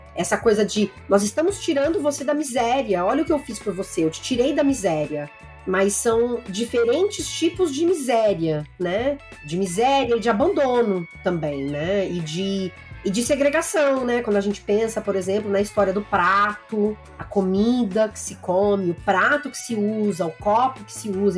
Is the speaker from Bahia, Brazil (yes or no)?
no; interior of São Paulo, Brazil; eu sou de uma cidade do interior de São Paulo